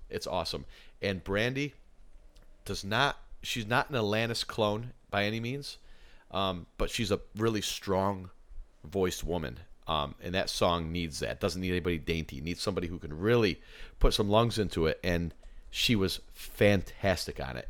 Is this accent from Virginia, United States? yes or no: no; Little Falls, New York, United States; moved away; my hometown of Little Falls, New York